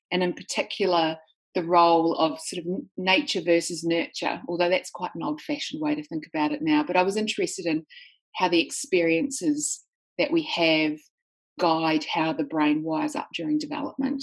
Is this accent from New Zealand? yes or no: yes; New Zealand; now in Sydney, Australia; Well, I live in Sydney, Australia, but I'm actually a New Zealander. So I grew up in New Zealand